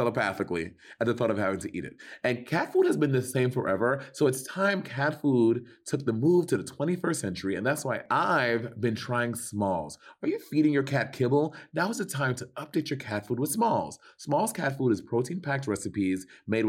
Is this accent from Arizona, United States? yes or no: no; New York City, New York, United States; I'm from Brooklyn